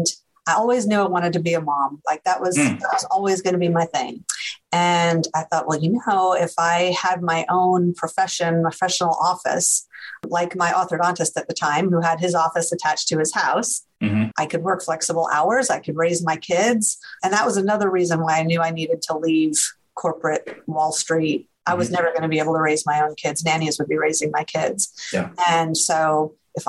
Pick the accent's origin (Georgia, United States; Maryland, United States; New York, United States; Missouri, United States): New York, United States; just outside New York City, United States; moved away as an adult; now in Austin, United States; I grew up in New York, just outside New York City, oldest of three girls